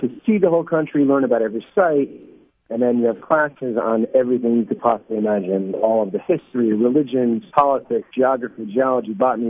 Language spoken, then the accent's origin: English; Livingston, New Jersey, United States; moved away as an adult; also born or lived in New York / Los Angeles; now in Israel; So I grew up in New Jersey, Livingston, and I lived in New York for many, many good years. But I also then moved to LA for 5 years, and I made Aliyah from Los Angeles.